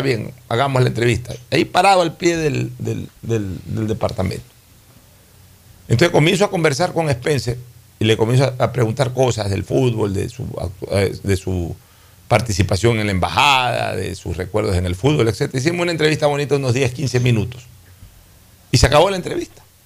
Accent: Guayaquil, Guayas, Ecuador; moved away; Somos guayaquileños y nos sentimos orgullosamente guayaquileños

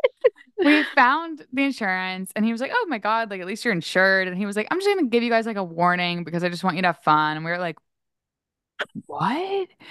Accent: Maryland, United States; I grew up skiing in Maryland and, like, around Maryland

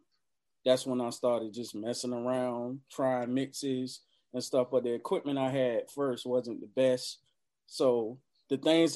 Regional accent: Norfolk, Virginia, United States; I'm from the park. I'm from Moulton Park, Norfolk.

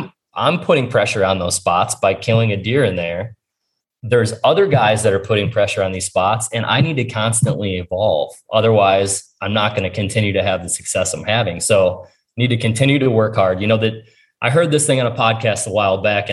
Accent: Ohio, United States; it's my home state

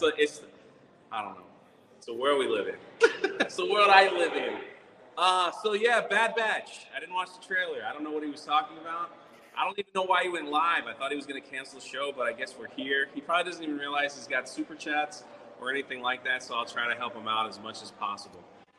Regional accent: New Jersey, United States; New Jersey.

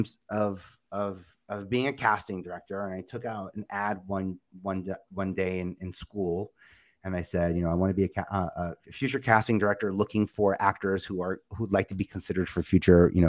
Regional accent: New York City, New York, United States; also born or lived in Kansas; I'm from Staten Island, and it felt like it was big.

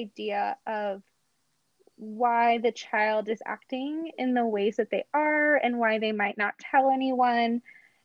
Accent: Robbinsville, New Jersey, United States; now in Salt Lake City, United States; I'm actually from New Jersey. So I grew up in a town called Robbinsville.

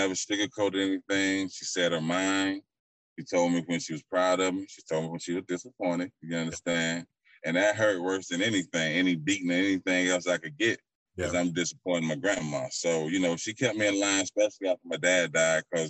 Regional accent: St. Petersburg, Florida, United States; I'm from St. Pete

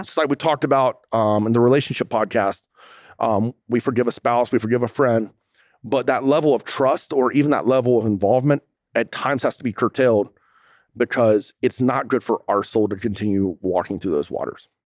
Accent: United States; I'm an American

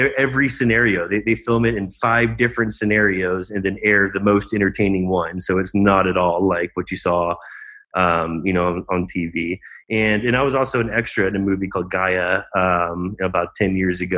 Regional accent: Dallas, Texas, United States; now in Scottsdale, United States; I'm from Dallas, the Dallas area originally, but I've been in Scottsdale for about 15 years

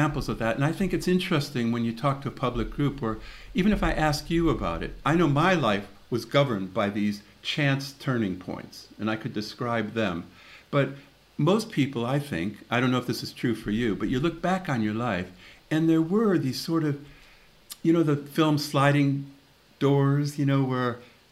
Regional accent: Chicago, Illinois, United States; moved away as an adult; also born or lived in Austin, Texas; now in London, United Kingdom; I grew up in the Catholic school system in Chicago.

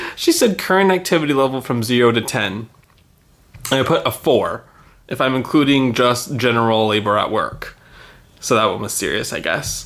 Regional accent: Texas, United States; I'm from Texas

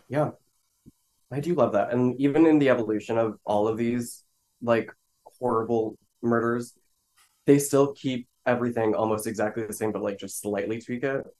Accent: Florida, United States; I'm from Florida

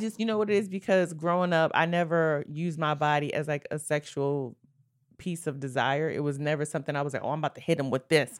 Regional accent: New York City, New York, United States; Brooklyn, New York. Born and raised.

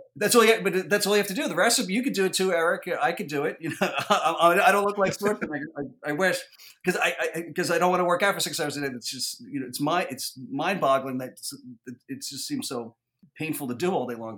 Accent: New York City, New York, United States; I grew up in the Bronx

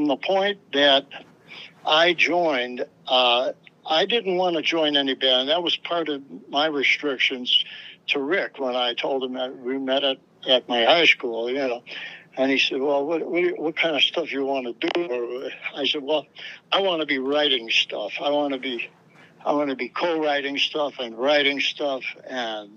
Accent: Chicago, Illinois, United States; moved away as an adult; also born or lived in Los Angeles / New York; I lived in Chicago most of my life, man, almost all of it, you know, except for the last 14 years.

